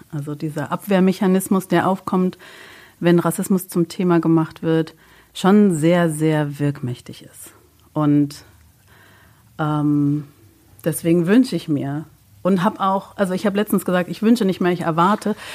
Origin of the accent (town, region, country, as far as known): Berlin, Germany; born or raised there; also born or lived in Leipzig